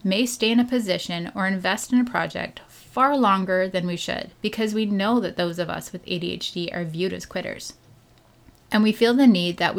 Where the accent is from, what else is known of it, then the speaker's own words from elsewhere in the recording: Canada; I'm Canadian.